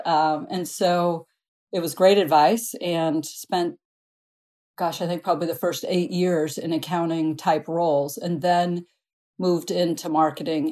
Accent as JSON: {"language": "English", "region": "Midwest", "country": "United States", "tie": "born or raised there", "said": "I grew up in the Midwest"}